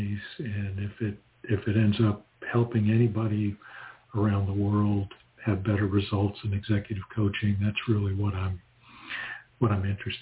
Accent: New England, United States; I remember growing up in New England

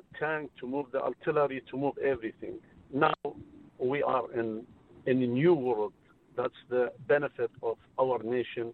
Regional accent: Iraq; English is a second language; moved away as an adult; I am from Iraq.

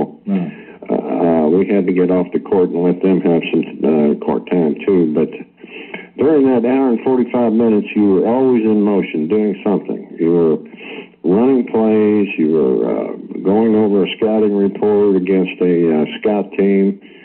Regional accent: New Jersey, United States; moved away; I grew up in New Jersey, right in the shadow of the Yankee Stadium

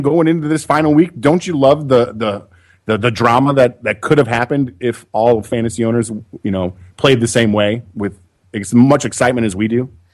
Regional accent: Dyer, Indiana, United States; now in Indianapolis, United States; I grew up in a small town called Dyer, Indiana, that's right next door to Chicago

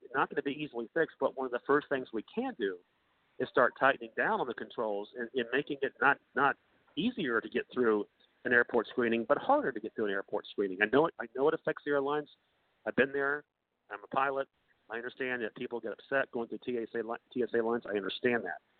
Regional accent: North Carolina, United States; now in California, United States; I'm from North Carolina

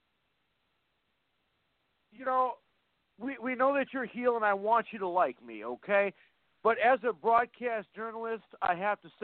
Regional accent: Fargo, North Dakota, United States; I'm from Fargo, North Dakota

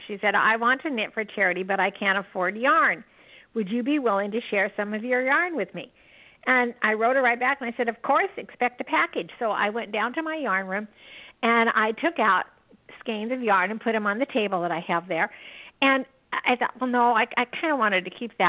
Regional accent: Yakima, Washington, United States; I was born and raised in Yakima, Washington, which is right in the center of Washington State

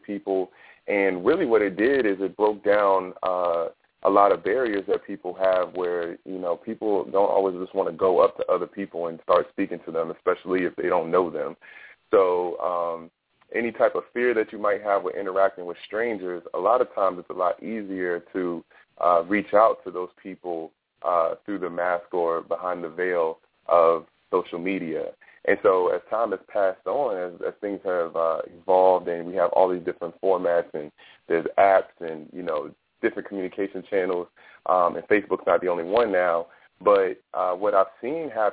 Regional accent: Fredericksburg, Virginia, United States; I was mainly raised in Fredericksburg, Virginia, and that's where I went to high school at and middle school

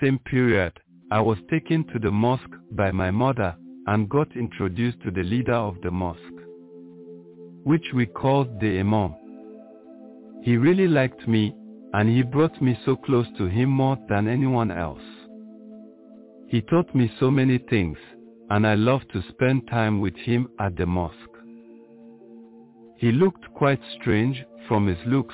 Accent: Edo, Nigeria; I am a Nigerian from the Edo State. In my small village called Kokumo

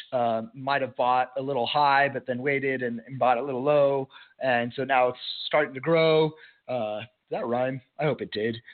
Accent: El Paso, Texas, United States; El Paso, Texas, my hometown

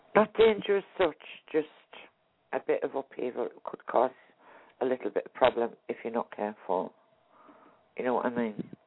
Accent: Hartlepool, North East England, United Kingdom; I was born where they hung the monkey.

